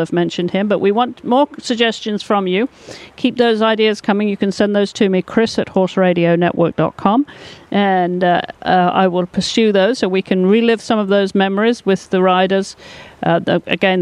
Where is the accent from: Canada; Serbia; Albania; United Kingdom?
United Kingdom; England; growing up in England, you know, we rode ponies bareback